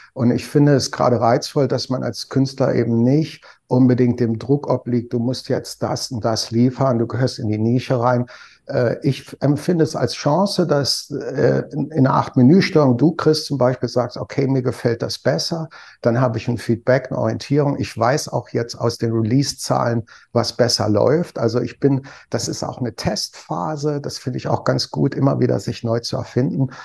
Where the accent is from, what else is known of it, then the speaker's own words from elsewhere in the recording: Trier, Rhineland-Palatinate, Germany; Ich komme aus der Stadt